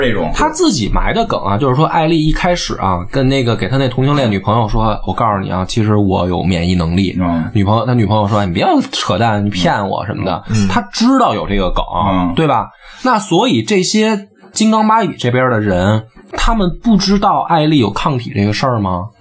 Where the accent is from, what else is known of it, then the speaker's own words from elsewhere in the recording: China; 我们东方人，或者作为中国人